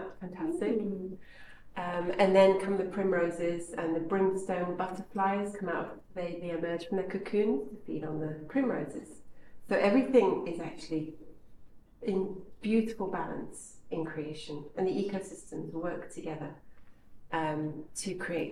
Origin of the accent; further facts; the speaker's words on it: Kenya; now in United Kingdom; I grew up in Kenya